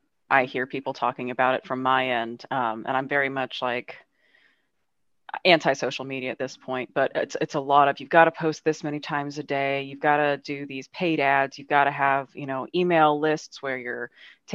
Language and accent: English; Arizona, United States; now in Florida, United States; I'm from Arizona, living in Florida